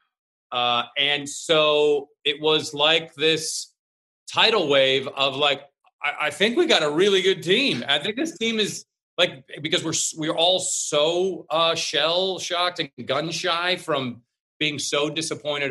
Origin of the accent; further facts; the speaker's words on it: Seattle, Washington, United States; I come from Seattle where before there was Microsoft and Starbucks and Amazon and Nintendo and everything, before everybody showed up